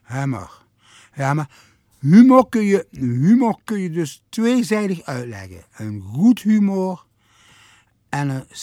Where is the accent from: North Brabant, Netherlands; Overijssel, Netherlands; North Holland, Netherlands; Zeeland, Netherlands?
North Holland, Netherlands; Amsterdam; Ik kom wel uit de Jordaan, ja.